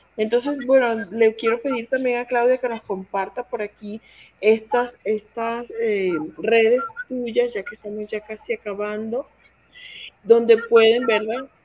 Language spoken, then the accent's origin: Spanish; Venezuela; moved away as an adult; now in León, Mexico; cuando llegué de Venezuela, estamos acostumbrados a decir usted